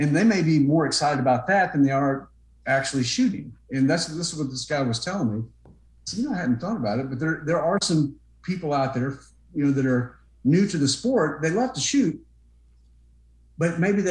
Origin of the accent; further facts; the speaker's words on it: Southern Kentucky, United States; I grew up in Southern Kentucky